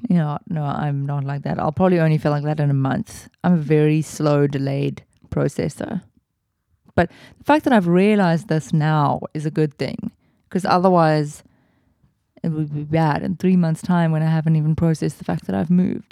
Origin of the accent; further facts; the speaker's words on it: Cape Town, Western Cape, South Africa; when you're used to growing up in the Southern Peninsula